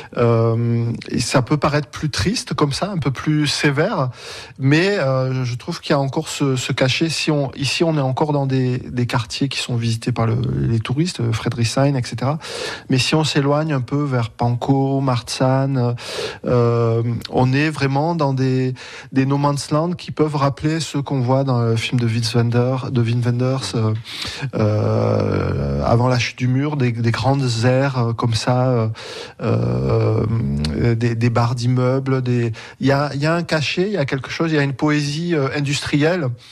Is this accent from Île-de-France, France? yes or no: no; Montpellier, Occitania, France; moved away as an adult; now in Berlin, Germany; Je suis né à Montpellier ma mère euh, a toujours vécu à Montpellier, ma grand-mère aussi